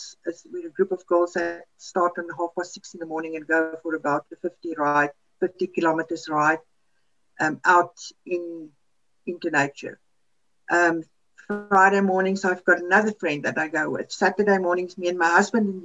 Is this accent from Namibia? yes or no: yes; Namibia; first language Afrikaans; English is a second language; now in South Africa; We grew up in Namibia.